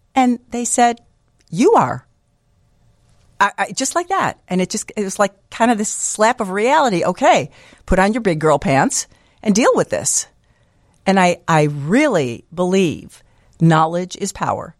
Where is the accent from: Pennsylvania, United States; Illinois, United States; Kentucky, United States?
Illinois, United States; Niles; I grew up in Niles